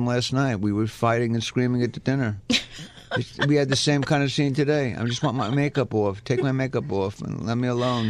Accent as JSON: {"language": "English", "town": "New York City", "region": "New York", "country": "United States", "said": "I'm from Brooklyn"}